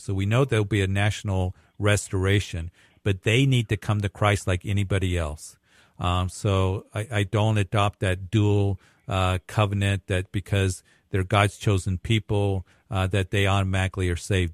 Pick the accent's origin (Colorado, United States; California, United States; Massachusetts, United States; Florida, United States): Colorado, United States; Greeley; my hometown of Greeley